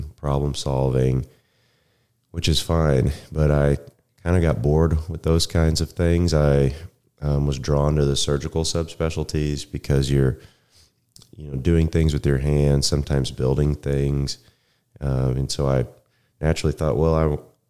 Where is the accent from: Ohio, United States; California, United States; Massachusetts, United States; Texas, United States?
Texas, United States; Denton; also born or lived in Rockwall, Texas; I'm from the area. I grew up in Denton.